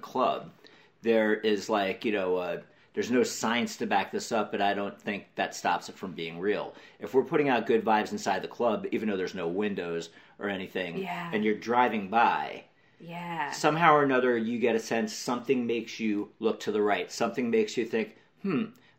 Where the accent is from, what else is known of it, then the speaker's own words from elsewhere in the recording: New York, United States; now in Los Angeles, United States; when I was a kid growing up in New York